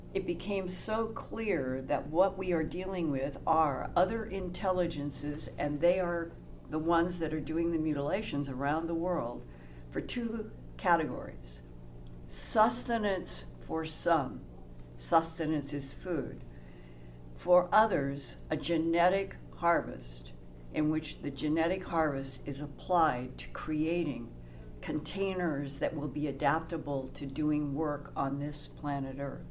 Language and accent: English; United States; as an American growing up in what I thought was a government of, by, and for the people